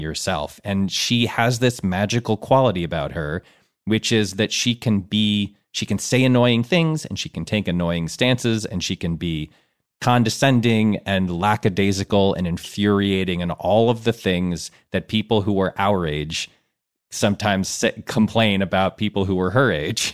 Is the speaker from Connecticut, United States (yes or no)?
yes; Connecticut, United States; also born or lived in Ann Arbor, Michigan; I grew up my whole life on the East Coast